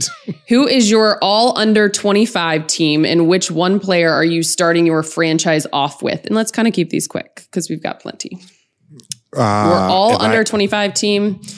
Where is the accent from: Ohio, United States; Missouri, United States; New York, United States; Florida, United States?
Ohio, United States; I'm from Ohio.